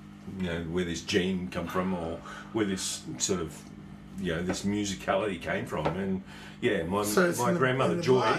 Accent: Armidale, New South Wales, Australia; born there; I was born in a small country town in Armidale, in New South Wales. Small country town from a very, very small family.

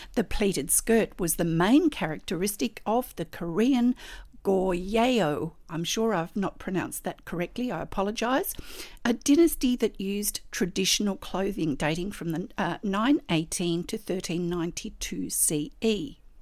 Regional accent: Australia; I'm an Australian textile artist

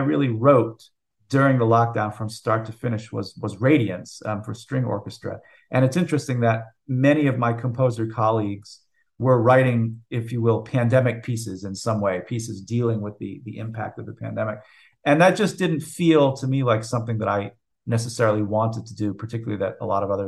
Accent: United States; I am an American composer

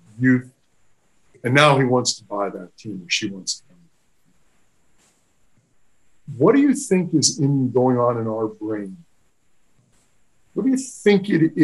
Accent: New York, United States; as a New Yorker

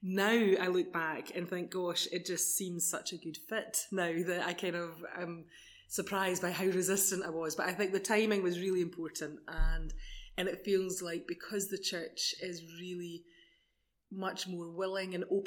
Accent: Edinburgh, Scotland, United Kingdom; moved away as an adult; now in Bonnyrigg, United Kingdom; So I'm from South Edinburgh. Well, I was living mainly in South Edinburgh and moved to Bonnyrigg just before the lockdown.

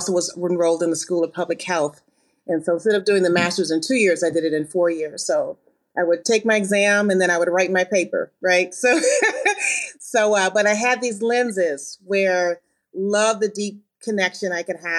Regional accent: Ann Arbor, Michigan, United States; I am from the Midwest. I'm originally from Ann Arbor, Michigan.

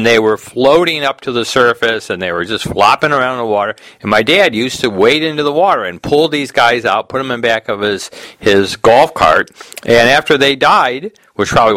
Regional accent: Detroit, Michigan, United States; we're from Detroit

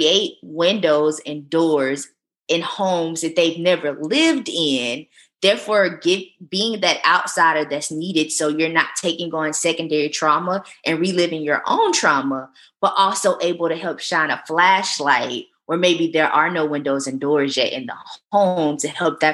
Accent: the South, United States; I'm from the South

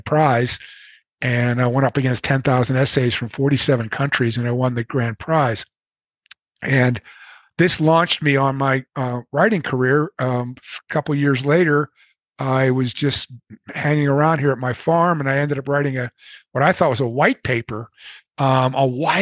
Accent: Pittsburgh, Pennsylvania, United States; I'm from Pittsburgh.

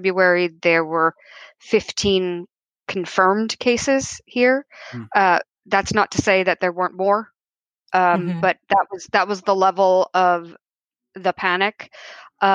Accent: United States; moved away as an adult; now in London, United Kingdom; I am an American living in London. I've been here for about 8 years

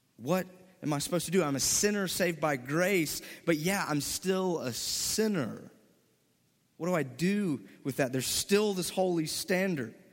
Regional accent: Mississippi, United States; moved away as an adult; I am from Mississippi, born and raised, never left

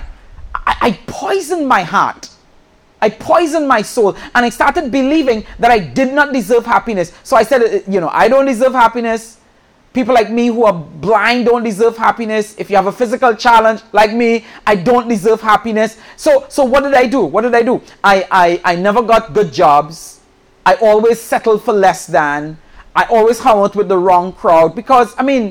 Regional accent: Trinidad & Tobago; moved away; I'm originally from the island of Trinidad

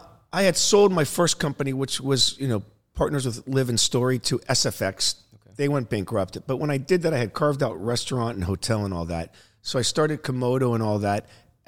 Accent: Naples, Florida, United States; I grew up in Naples, Florida, in a retirement community. Yeah. Not that privileged, but you know, I wasn't like fighting for a meal.

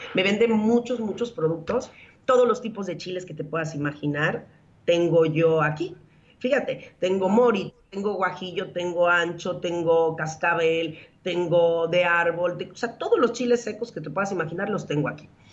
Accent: Mexico; moved away as an adult; also born or lived in Spain / Mexico City; now in Turin, Italy; mi país

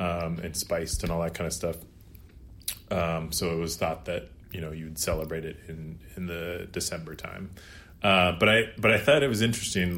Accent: Eastern Washington, United States; now in Seattle, United States; I'm from Eastern Washington

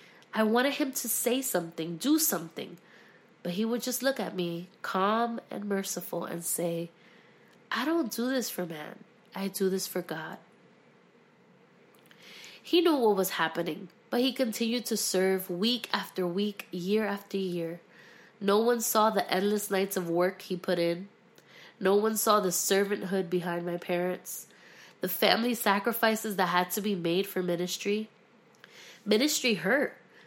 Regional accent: Philadelphia, Pennsylvania, United States; also born or lived in Miami; now in Orlando, United States; We started off in Philadelphia. I am from Philadelphia, Pennsylvania. And then we transitioned to Miami, Florida for ministry. And then we finally, like, hit it off in Orlando, Florida.

